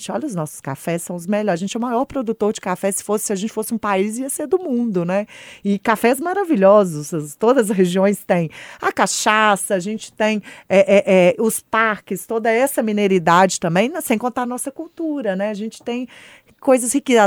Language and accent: Portuguese; Belo Horizonte, Minas Gerais, Brazil; also born or lived in Timóteo, Minas Gerais; como boa mineira de Belo Horizonte